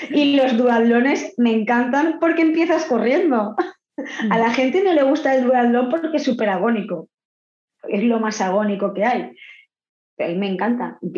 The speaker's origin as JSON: {"language": "Spanish", "country": "Argentina", "said": "Yo vengo de Argentina y decido pues probar en el triatlón"}